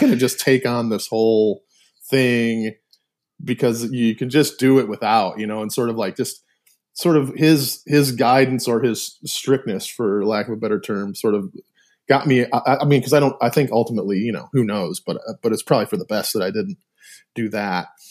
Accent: Milford, Michigan, United States; moved away as an adult; also born or lived in Ypsilanti, Michigan; I was born in Ypsilanti, but, but born and, uh, like, raised or lived in Milford my whole life, uh, until I left, you know, to go to college

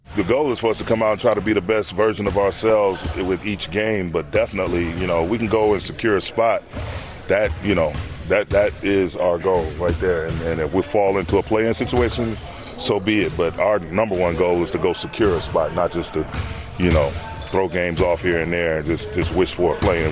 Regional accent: Ohio, United States; born or raised there; moved away as an adult

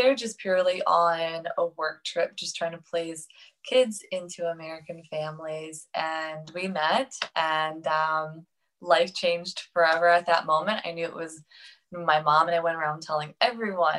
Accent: Saint Petersburg, Russia; moved away; I grew up in St. Petersburg, Russia, with spina bifida

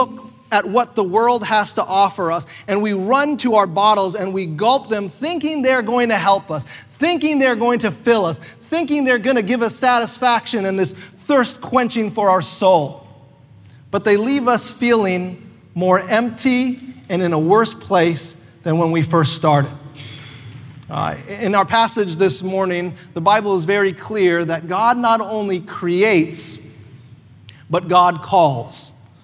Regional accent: North Carolina, United States; now in Canada; I grew up not in Canada, even though I'm Canadian, but I grew up most of my life in North Carolina

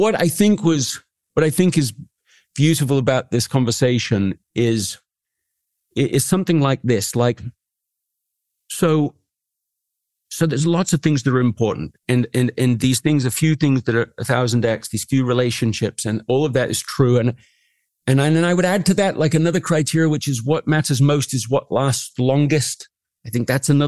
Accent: England, United Kingdom; I grew up in England

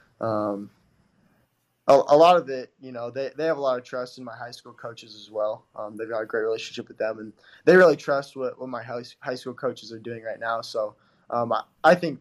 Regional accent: Kimberly, Idaho, United States; also born or lived in Burley, Idaho; I grew up in Kimberly.

